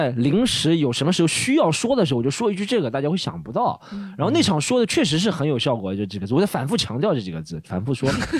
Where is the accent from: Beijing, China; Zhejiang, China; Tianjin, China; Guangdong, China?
Zhejiang, China; 我是我是 浙江 人啊